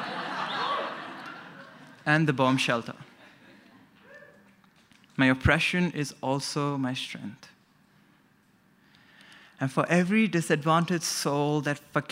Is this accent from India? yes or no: yes; India; now in Brisbane, Australia; I am assigned Indian at birth